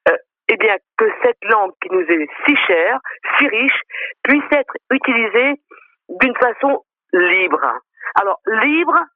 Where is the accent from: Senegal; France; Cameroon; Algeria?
France; moi, je suis d'abord créole. Après, je suis française.